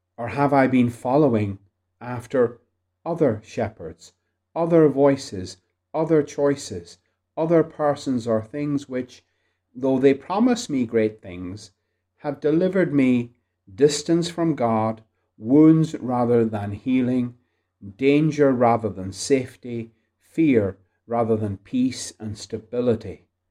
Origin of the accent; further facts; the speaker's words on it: Ireland; Being Irish